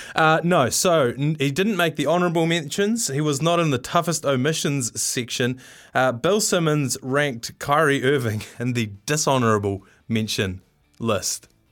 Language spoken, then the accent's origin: English; Waimate, Canterbury, New Zealand; I'm from Waimedi, so just up the road there